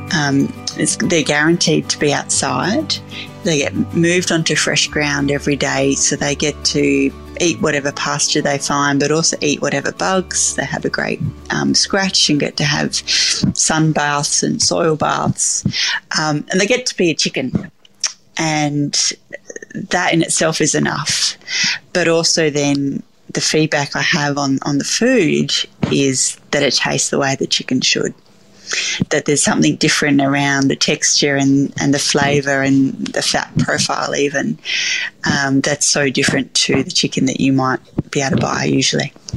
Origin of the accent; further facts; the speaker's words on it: Bordertown, South Australia, Australia; growing up in Bordertown was was a lovely place to grow up.